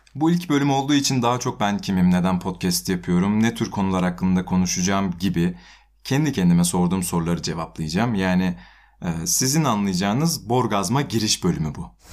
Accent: Kütahya, Turkey

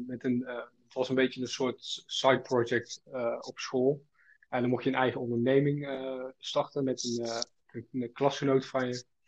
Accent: Schaijk, North Brabant, Netherlands; ik kom uit, eh, uit Brabant, uit uh, eh, Schaik. Dat ligt tussen Os en Uden

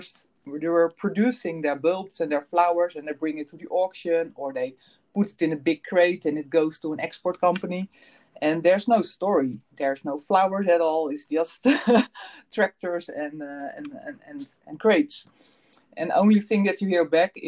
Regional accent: Netherlands; born or raised there

